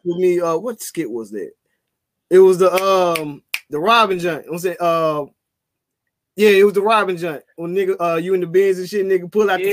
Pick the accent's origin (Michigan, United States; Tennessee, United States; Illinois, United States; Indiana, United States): Tennessee, United States; Memphis; a lot of individuals I grew up in Orange Mound